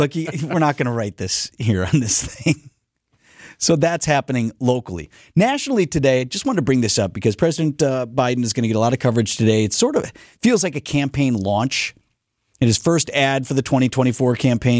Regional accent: Wauwatosa, Wisconsin, United States; also born or lived in Milwaukee; I was born in the city, but moved to Wauwatosa when I was really little. So I grew up in Wauwatosa

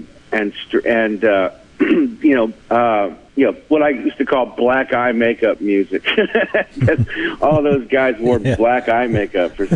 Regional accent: Fredericksburg, Virginia, United States; I grew up in Fredericksburg, Virginia, born and raised, moved away and traveled for a couple years and moved back here in 2000

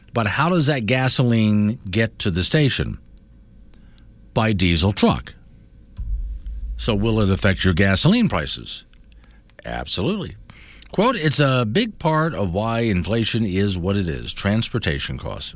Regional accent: Florida, United States; now in Wyoming, United States; growing up in Florida

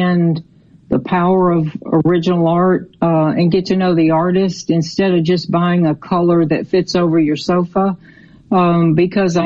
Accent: Memphis, Tennessee, United States; also born or lived in Mississippi / Florida; now in Southaven, United States; I was born in Memphis, and I raised my children in Mississippi

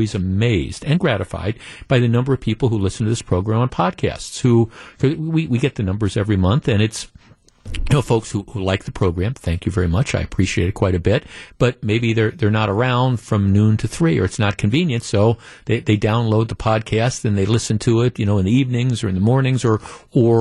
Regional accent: Wisconsin, United States; growing up around here

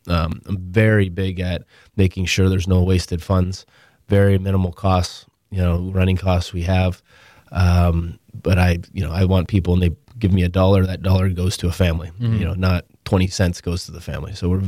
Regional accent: Ontario, Canada; luckily I grew up in Toronto, about 40 minutes north of Toronto.

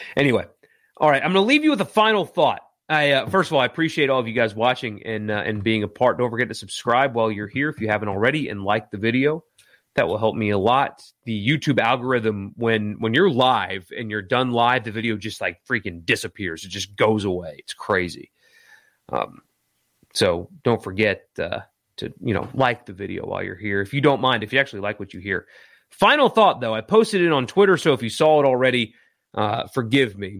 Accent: Greenville, South Carolina, United States; now in Mississippi, United States; my hometown, for example, where I grew up, let's pretend for a second that the, the Boston Red Sox cut their one A team, which is who's in Greenville now

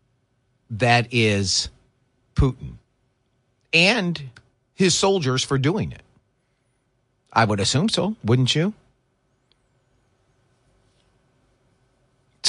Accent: Michigan, United States; moved away as an adult; also born or lived in Philadelphia, Pennsylvania; I grew up here in Michigan, went to high school and college in Michigan

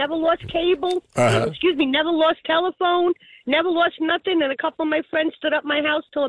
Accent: Hoboken, New Jersey, United States; now in Union City, United States; I was born and raised in Hoboken, but I live in Union City now

